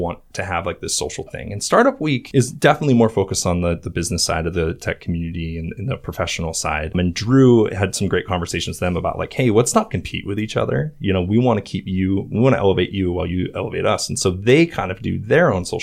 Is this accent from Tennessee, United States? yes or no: no; Sandpoint, Idaho, United States; now in Boise, United States; we're both from Sandpoint, Idaho